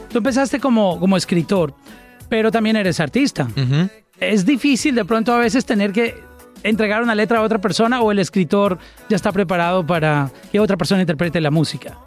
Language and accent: Spanish; Colombia; mi país, en Colombia